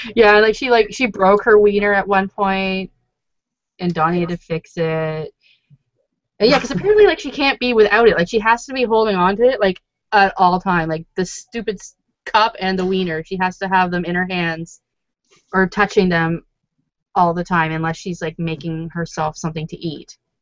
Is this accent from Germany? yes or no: no; Toronto, Ontario, Canada; where are you from? And I was like, oh, Toronto